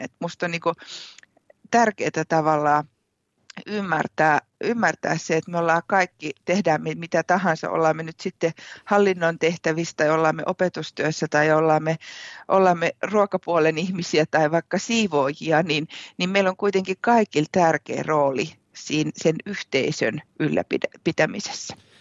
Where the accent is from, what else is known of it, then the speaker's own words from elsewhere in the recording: Kouvola, Kymenlaakso, Finland; moved away as an adult; now in Savonlinna, Finland; olen siis Kouvolasta, Kouvolasta kotoisin, ihan ihan alun perin olen lähtenyt Anjalan koskelta